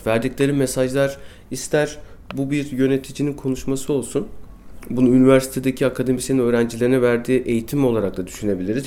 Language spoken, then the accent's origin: Turkish; Istanbul, Turkey; also born or lived in Bostancı, Istanbul; bin dokuz yüz seksen yılında Çağlayan'da iki artı bir bir evde doğdum